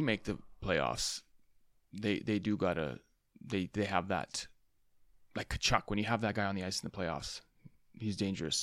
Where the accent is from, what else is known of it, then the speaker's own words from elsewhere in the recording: Vancouver, British Columbia, Canada; we're from Van City here